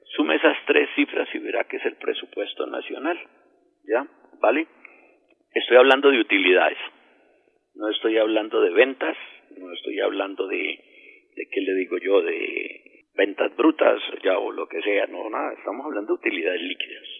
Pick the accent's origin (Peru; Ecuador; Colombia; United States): Colombia; siendo colombiano